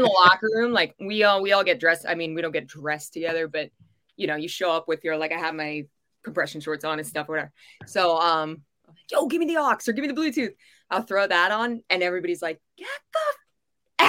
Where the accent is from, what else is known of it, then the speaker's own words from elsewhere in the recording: United States; I'm an American 100% all the way